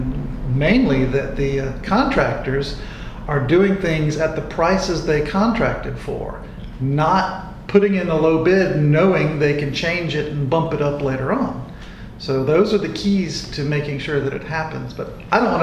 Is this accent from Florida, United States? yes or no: no; Augusta, Georgia, United States; I have lived in Augusta my entire life. I was born at Fort Gordon, right before Eisenhower was built.